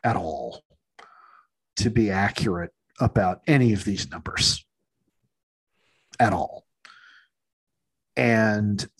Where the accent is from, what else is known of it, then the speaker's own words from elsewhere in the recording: United States; I'm still an American